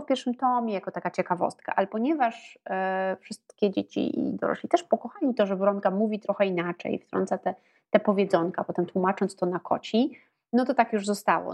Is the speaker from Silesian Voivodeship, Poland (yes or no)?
no; Warsaw, Masovian Voivodeship, Poland; Ja się e, urodziłam i wychowałam w Warszawie